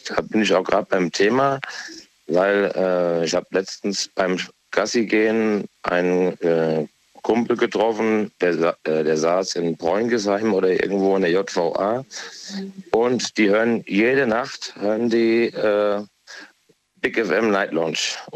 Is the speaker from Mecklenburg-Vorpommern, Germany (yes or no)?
no; Aarbergen, Hesse, Germany; Abergen, das ist hier Rheingau-Taunus-Kreis.